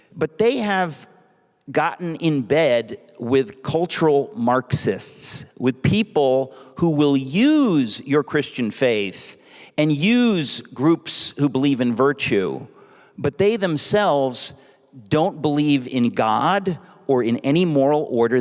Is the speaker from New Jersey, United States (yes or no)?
no; New York City, New York, United States; I grew up in Queens, New York